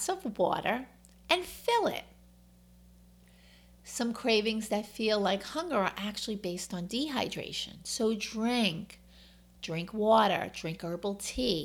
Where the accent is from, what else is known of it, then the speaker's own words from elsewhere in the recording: New York, United States; accent: New York; My New York accent comes out a lot